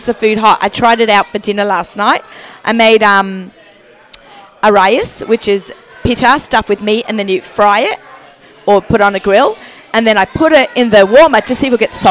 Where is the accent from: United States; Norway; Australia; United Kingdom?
Australia; moved away; I grew up in Australia